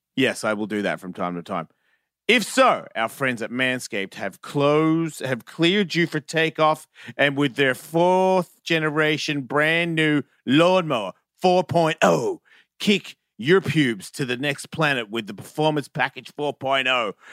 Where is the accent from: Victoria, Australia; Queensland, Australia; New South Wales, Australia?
Victoria, Australia; Sandringham; I'm from Sandringham